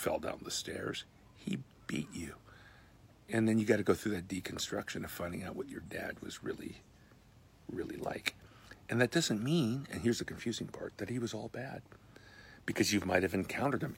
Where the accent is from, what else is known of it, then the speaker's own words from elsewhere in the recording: United States; I'm an American.